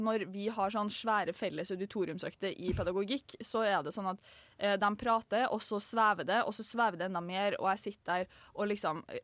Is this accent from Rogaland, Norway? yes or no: no; Trondheim, Trøndelag, Norway; jeg har vært her hele fuckings livet